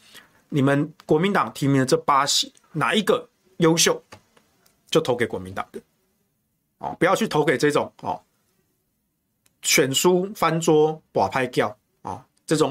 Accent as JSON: {"language": "Chinese", "region": "Taichung", "country": "Taiwan", "said": "我台东，我台中人啊啊。"}